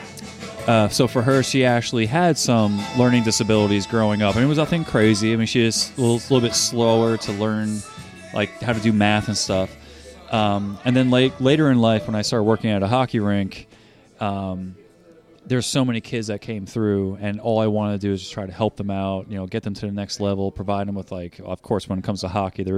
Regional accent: New Jersey, United States; moved away; I grew up in New Jersey

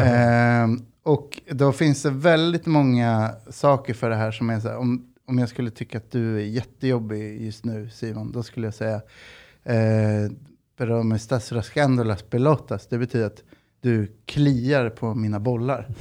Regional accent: Sweden; jag är född i Sverige, farsan är uruguaysk

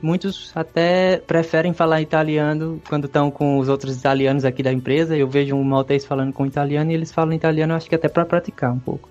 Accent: Cajazeiras, Paraíba, Brazil; moved away as an adult; also born or lived in Campina Grande, Brazil; now in Malta; Eu sou de uma cidade chamada Cajazeiras, no interior da Paraíba, já próximo à divisa do Ceará. Uma cidade pequena, tem uns 60 mil habitantes. Eu passei lá a maior parte da minha vida.

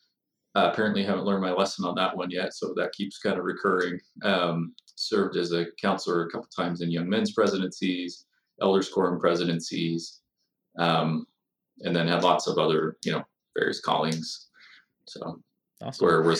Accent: Bountiful, Utah, United States; also born or lived in Illinois / New York City; I'm from Davis County, grew up in Bountiful Centerville area.

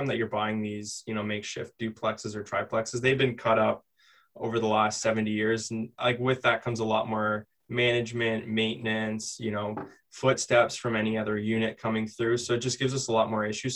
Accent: London, Ontario, Canada; we're from London

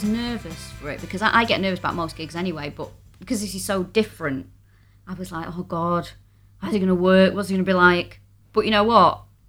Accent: Manchester, North West England, United Kingdom; moved away as an adult; now in London, United Kingdom; So, I am from Manchester.

